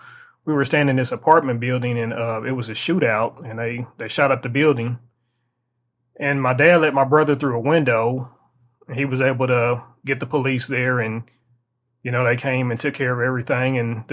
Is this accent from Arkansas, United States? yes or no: yes; Arkansas, United States; also born or lived in Long Beach, California / Compton, California; I was born in Long Beach, California, and before we came to Arkansas, I was about 5 years old. We lived in Compton, California, and this was in the early 80s